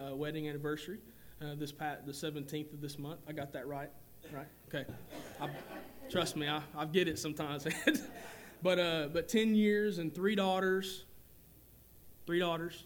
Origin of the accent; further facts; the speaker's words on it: Whitwell, Tennessee, United States; where I grew up in 1982 in Tennessee, right outside of Chattanooga